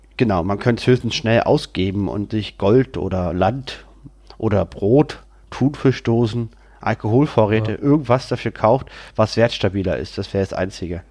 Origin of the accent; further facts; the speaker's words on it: Berlin, Germany; bin wieder in meiner Heimatstadt, in meiner Wohnung